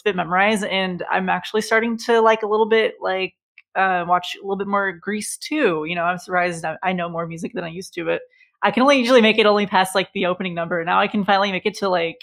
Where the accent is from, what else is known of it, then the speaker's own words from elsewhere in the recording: St. Louis, Missouri, United States; the Muni in St. Louis, where I grew up in Forest Park